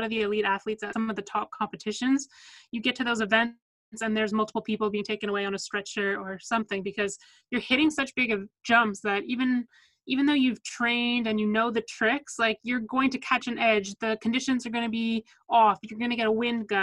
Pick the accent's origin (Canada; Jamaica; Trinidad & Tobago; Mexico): Canada; Vancouver, British Columbia; also born or lived in New Jersey; We were born and raised in Vancouver.